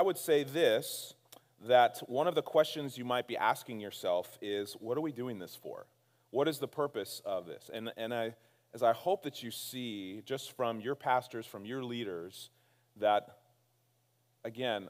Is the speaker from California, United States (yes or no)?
yes; Castro Valley, California, United States; My wife and I were born and raised in Castro Valley